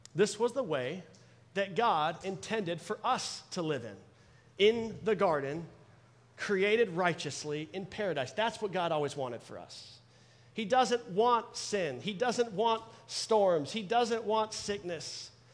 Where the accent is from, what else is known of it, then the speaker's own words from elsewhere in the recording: Dallas, Texas, United States; I'm born and raised in Dallas